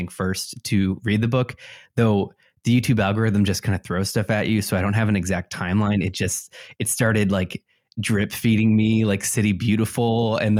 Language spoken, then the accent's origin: English; Elmhurst, Illinois, United States; growing up in Chicagoland, West Chicago suburbs, they all have a different feeling. You can go to an Elmhurst where I grew up